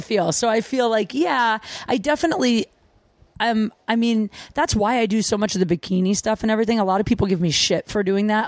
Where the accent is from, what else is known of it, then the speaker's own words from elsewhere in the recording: Canton, Ohio, United States; I grew up in small town Ohio, Canton, Ohio.